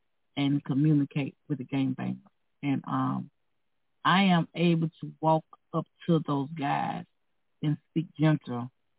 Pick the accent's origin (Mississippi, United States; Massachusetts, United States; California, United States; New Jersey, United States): Mississippi, United States; now in Minnesota, United States; I come from a racist background. I'm from Mississippi.